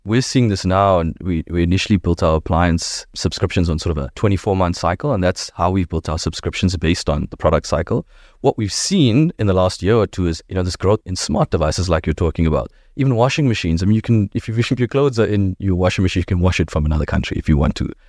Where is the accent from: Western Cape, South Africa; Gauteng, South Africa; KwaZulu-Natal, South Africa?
KwaZulu-Natal, South Africa; Durban; We grew up in Dubs